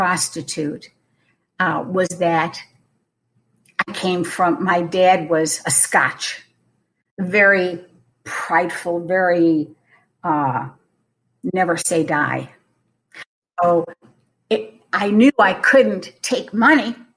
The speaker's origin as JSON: {"language": "English", "region": "Western New York", "country": "United States", "tie": "born or raised there", "said": "I was born and raised in Western New York, right on Lake Erie"}